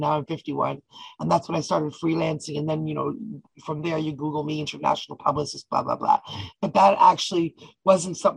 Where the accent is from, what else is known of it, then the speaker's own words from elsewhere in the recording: Toronto, Ontario, Canada; also born or lived in Ottawa; when I was 10, I moved to Toronto